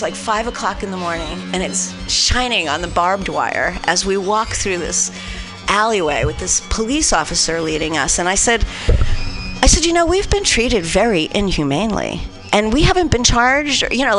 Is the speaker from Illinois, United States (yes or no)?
no; New Jersey, United States; I'm from New Jersey.